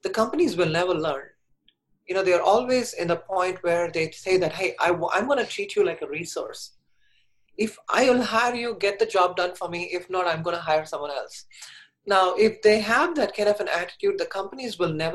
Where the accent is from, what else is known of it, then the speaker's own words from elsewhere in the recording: India; moved away; So I was born in India, and when I was 4 years old, I knew I was different.